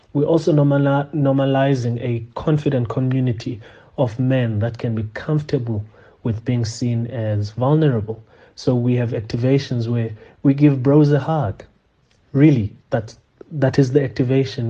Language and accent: English; South Africa; As South African men